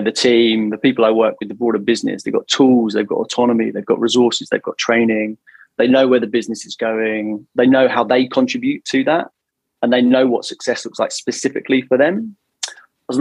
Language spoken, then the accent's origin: English; London, United Kingdom; moved away as an adult; now in Toronto, Canada; Born and bred in London.